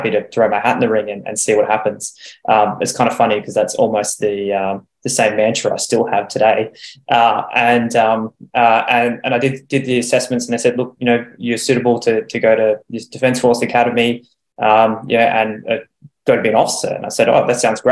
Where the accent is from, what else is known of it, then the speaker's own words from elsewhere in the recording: Adelaide, South Australia, Australia; I grew up in Adelaide, and my family are all still based there